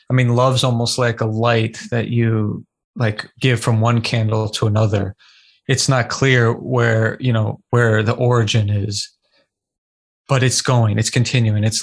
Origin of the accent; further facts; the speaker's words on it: California, United States; I was born in California